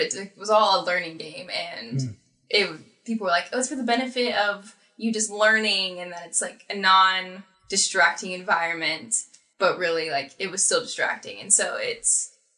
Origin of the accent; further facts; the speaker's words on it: Southern Arizona, United States; I grew up in Southern Arizona